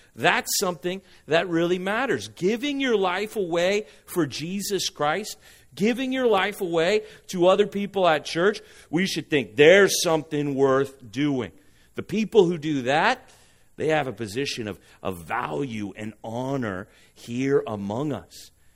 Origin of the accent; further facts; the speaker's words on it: Huntington Beach, California, United States; I'm from Huntington Beach